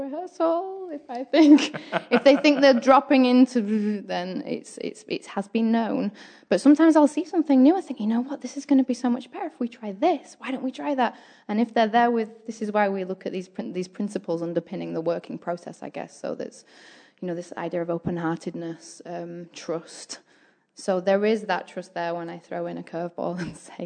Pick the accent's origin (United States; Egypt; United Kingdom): United Kingdom; England; now in New Zealand; I am from England